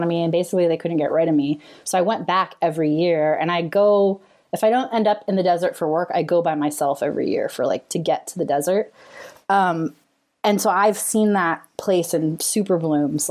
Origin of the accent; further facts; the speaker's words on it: California, United States; I grew up in California